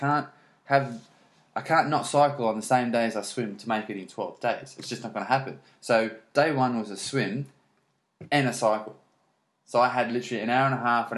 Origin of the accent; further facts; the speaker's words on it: Australia; I'm Australian, but I don't have a swimming background. I grew up around the corner from a dairy farm, not on the coast